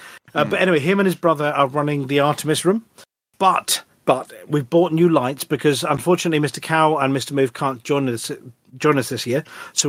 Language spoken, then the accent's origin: English; Wales, United Kingdom; And being Welsh, maybe sheep noises.